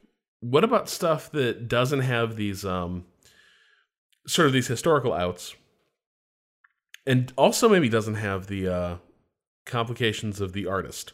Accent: Indiana, United States; they're both from Indiana. And I'm from Indiana.

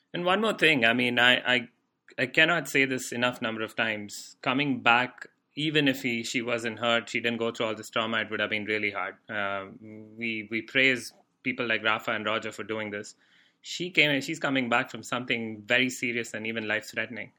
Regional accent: India; moved away; we used to have shortwave radio in India

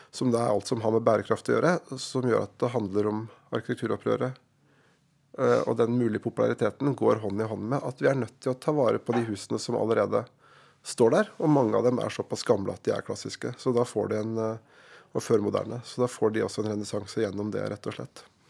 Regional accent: Lillehammer, Innlandet, Norway; I min hjemby Lillehammer

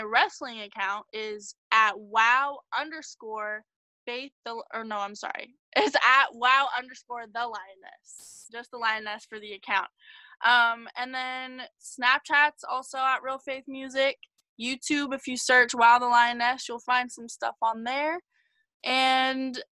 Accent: Los Angeles, California, United States; also born or lived in Las Vegas, Nevada; I have lived in LA my whole life

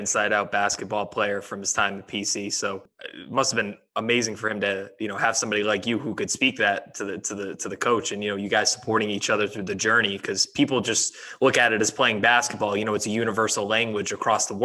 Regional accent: Providence, Rhode Island, United States; a New England guy like me who grew up in Providence

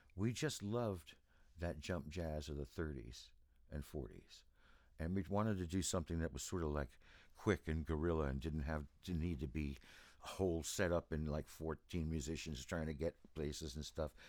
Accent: East Coast, United States; moved away; also born or lived in Los Angeles; I grew up on the East Coast

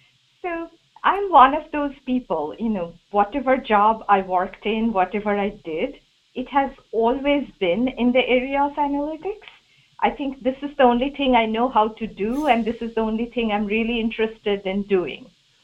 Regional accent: India; English is a second language; now in United States; Imagine how ironical those things are for me, because as you can guess, I came here from India.

